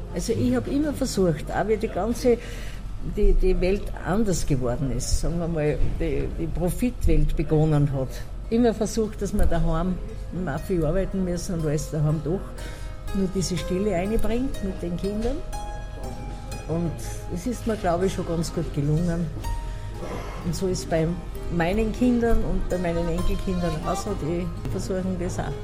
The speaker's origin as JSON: {"language": "German", "area": "Ausseerland", "region": "Styria", "country": "Austria", "tie": "born or raised there", "said": "Und in meinem Haus, wo ich geboren bin, meine Eltern, die haben alle Singer können"}